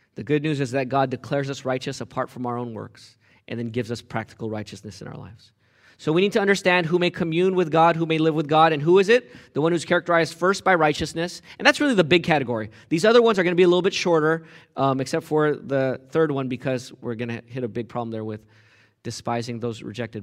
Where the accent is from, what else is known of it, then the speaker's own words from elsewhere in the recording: United States; I'm American.